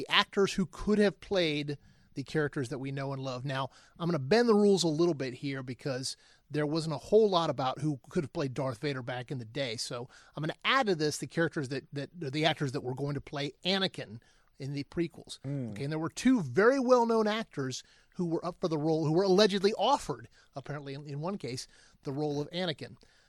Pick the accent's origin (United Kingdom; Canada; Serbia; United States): United States; Atlanta, Georgia; I'm from Atlanta